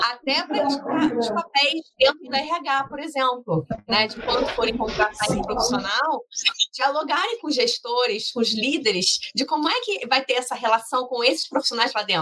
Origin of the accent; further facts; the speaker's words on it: Rio de Janeiro, Brazil; Então, assim, é, eu sou do Rio de Janeiro, eu sou aluna do curso de gestão de startups